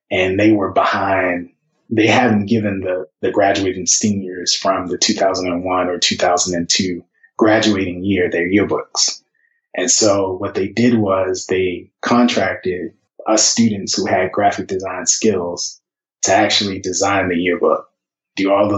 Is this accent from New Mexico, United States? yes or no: no; Baltimore, Maryland, United States; I grew up in Baltimore City, and I grew up not too far from Morgan State University, where I later went to school